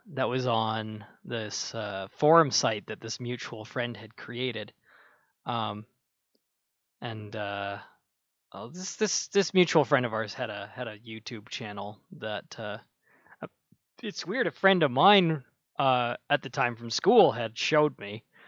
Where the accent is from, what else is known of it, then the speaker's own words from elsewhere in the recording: Minnesota, United States; I was born in Minnesota, uh, freezing, freezing plains